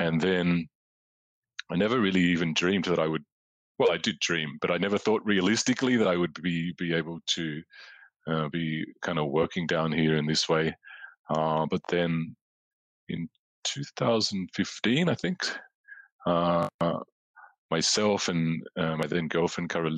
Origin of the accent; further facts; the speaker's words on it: Australia; moved away as an adult; also born or lived in London, United Kingdom; growing up in Australia as a teenager